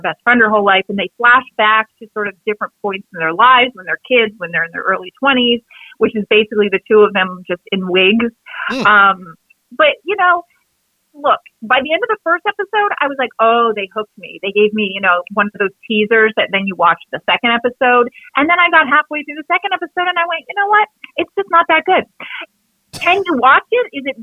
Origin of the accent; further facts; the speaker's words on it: Canada; I'm from Canada